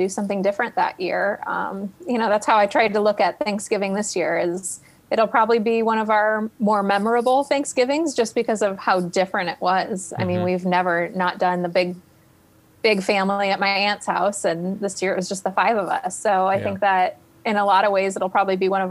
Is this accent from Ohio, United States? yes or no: yes; Cleveland, Ohio, United States; now in Columbus, United States; I'm from Cleveland, east side of Cleveland, where our winters are very snow filled